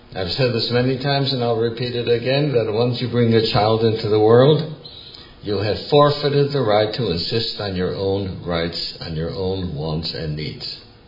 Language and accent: English; Milwaukee, Wisconsin, United States; I grew up in Milwaukee in the 1930s.